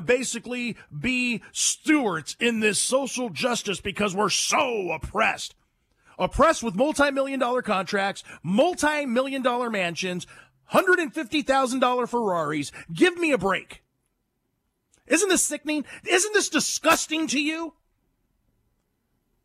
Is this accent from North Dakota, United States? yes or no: no; California, United States; I'm from California. I was born and raised in California